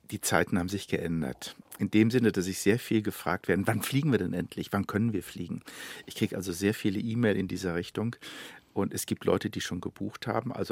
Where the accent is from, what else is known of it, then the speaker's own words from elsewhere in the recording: Germany; Aber es waren Amerikaner und Russen. Ich war Deutscher.